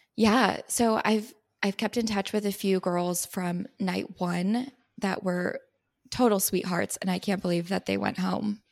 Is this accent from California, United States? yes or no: yes; San Diego, California, United States; also born or lived in Missouri; now in Los Angeles, United States; I'm from San Diego, California